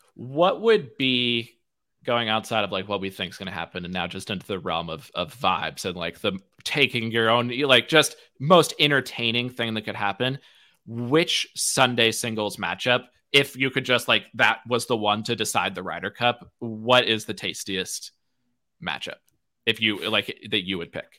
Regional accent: United States; I'm American

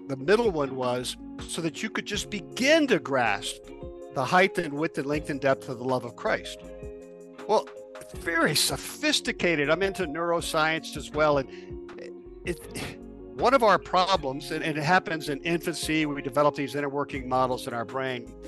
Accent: Louisiana, United States; moved away as an adult; now in Denver, United States; originally from Louisiana. I live in Denver now, Denver, Colorado

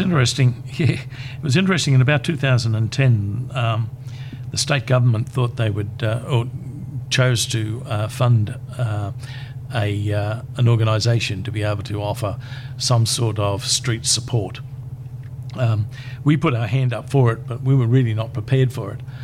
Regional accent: Brisbane, Queensland, Australia; also born or lived in Charters Towers; I came back to Brisbane because this is my hometown.

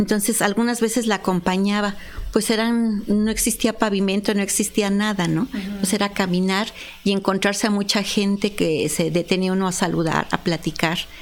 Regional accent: Apizaco, Tlaxcala, Mexico; born or raised there; also born or lived in Puebla

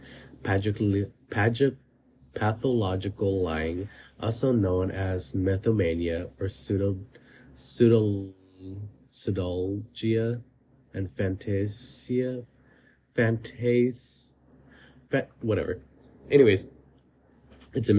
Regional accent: California, United States; I moved from my hometown to another area in California

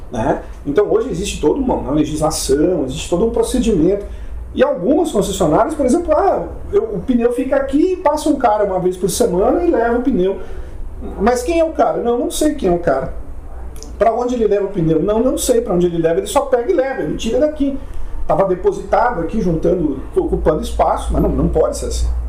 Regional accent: Rio Grande do Sul, Brazil; eu sou gaúcho

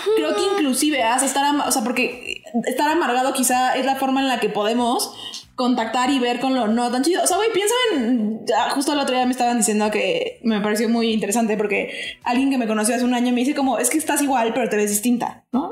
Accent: Mexico; nosotros como mexicanos

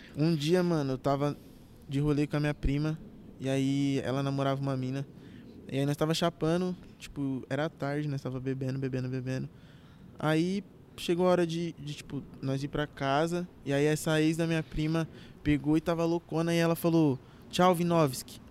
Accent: Carapicuíba, São Paulo, Brazil; also born or lived in Barueri; Nasci em Carapicuíba, cresci grande parte da minha vida em Carapicuíba. Só morei quatro anos fora uhum. de lá, fora de Carapicuíba, em Barueri.

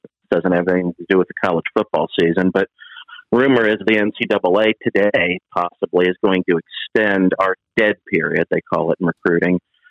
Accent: Columbus, Ohio, United States; growing up in Columbus

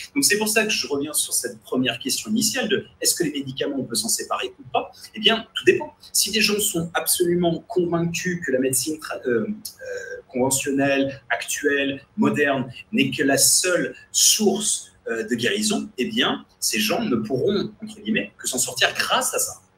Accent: France; en tant que Français francophone ou Européen

